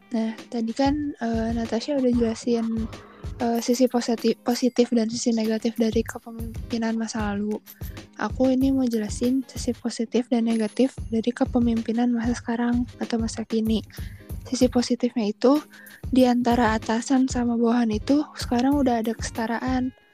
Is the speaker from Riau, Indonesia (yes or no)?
no; Bandung, West Java, Indonesia; aku tinggal di Bandung terus aku juga dulu SMA di SMA 5 Bandung